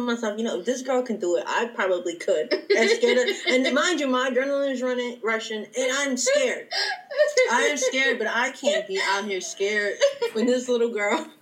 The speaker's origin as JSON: {"language": "English", "town": "Plainfield", "country": "United States", "tie": "born or raised there", "said": "growing up in Plainfield, I would say I was not very close to my culture"}